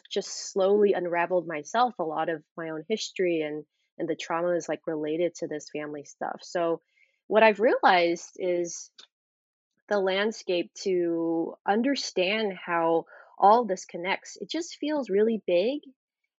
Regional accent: Orange County, California, United States; I grew up in a pretty conservative white neighborhood in Orange County

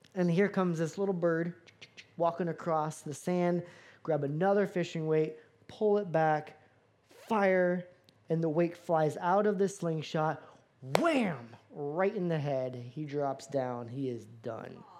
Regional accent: Florida, United States; moved away; I grew up in Florida

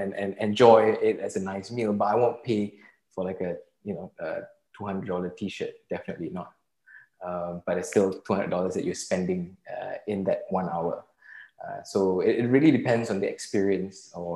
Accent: Singapore; I'm Singaporean. So, you know, and growing up in Singapore

